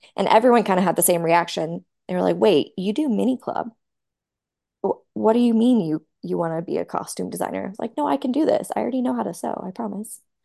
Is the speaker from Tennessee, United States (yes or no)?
yes; Nashville, Tennessee, United States; moved away as an adult; I I grew up in Nashville